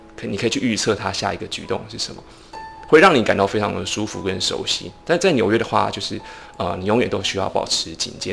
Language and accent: Chinese; Banqiao, New Taipei, Taiwan; moved away as an adult; also born or lived in Xi'an, China / Nantou, Taiwan; now in New York, United States; 其实我在台北的时候算是在我的家，我在我住板桥